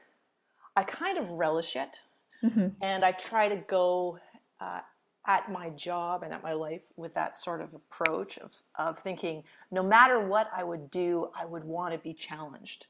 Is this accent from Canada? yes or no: yes; Edmonton, Alberta, Canada; moved away as an adult; also born or lived in British Columbia; now in Ontario, Canada; I'm originally from Edmonton, Alberta, spent a lot of time in Alberta and BC growing up, but moved to Ontario for school and stayed for, you know, gosh, now almost 20